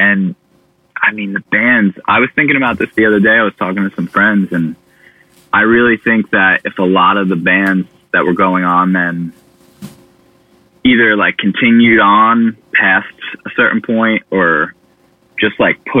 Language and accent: English; Bayonne, New Jersey, United States; So the craziest thing about growing up in Bayonne was Nick Murata.